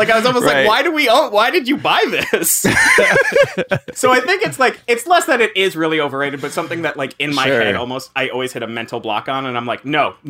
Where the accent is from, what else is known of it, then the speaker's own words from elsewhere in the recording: South Florida, United States; now in New York, United States; I grew up in South Florida though.